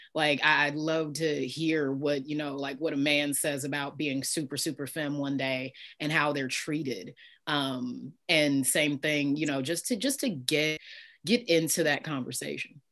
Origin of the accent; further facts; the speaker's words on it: Midwest, United States; I was raised Christian in the Midwest, in the northernmost southern state